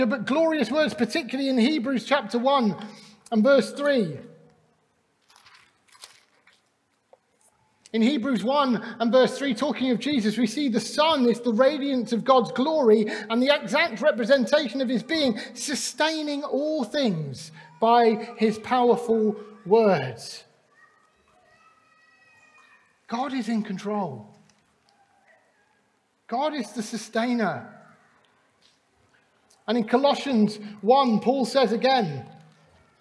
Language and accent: English; Clevedon, South West England, United Kingdom; also born or lived in Glasgow; we moved just south of Bristol. And we were part of a Baptist church in Clevedon. I grew up in that church